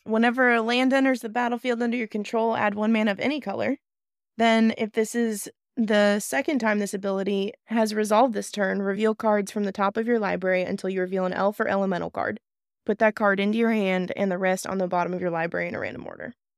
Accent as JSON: {"language": "English", "region": "South Dakota", "country": "United States", "said": "Well, I'm from South Dakota"}